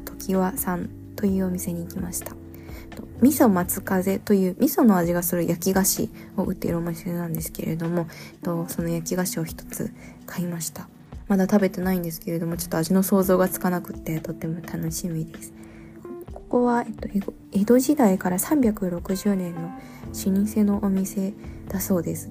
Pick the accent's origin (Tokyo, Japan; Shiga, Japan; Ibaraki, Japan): Shiga, Japan; moved away; also born or lived in Kyoto; もともと出身が京都のお隣、滋賀県